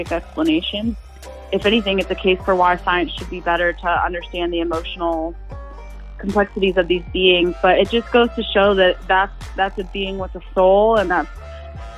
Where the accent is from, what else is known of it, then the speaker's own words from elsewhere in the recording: Ohio, United States; growing up in Ohio